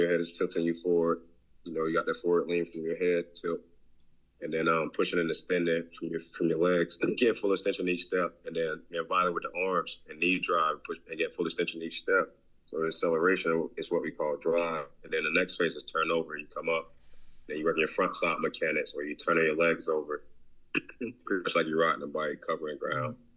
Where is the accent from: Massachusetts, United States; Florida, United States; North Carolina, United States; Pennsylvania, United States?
Florida, United States; Southwest; also born or lived in West Virginia; growing up in Southwest Florida